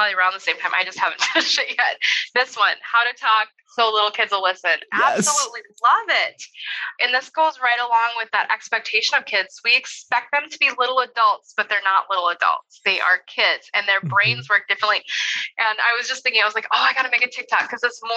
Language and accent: English; North Dakota, United States; now in Indiana, United States; I grew up in North Dakota